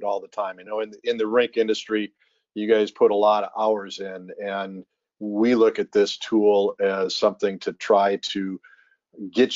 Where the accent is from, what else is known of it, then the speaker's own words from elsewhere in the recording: Minnesota, United States; As a kid growing up in Minnesota, my dad working for the North Stars